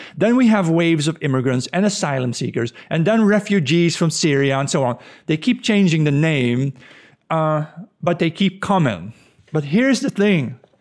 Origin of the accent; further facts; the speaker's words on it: Netherlands; I'm from the Netherlands